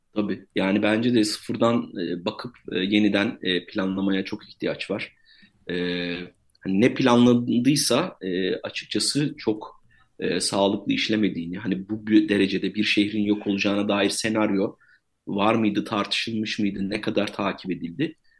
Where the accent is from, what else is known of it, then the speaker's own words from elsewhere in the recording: Kahramanmaraş, Turkey; ben kendim de Maraşlıyım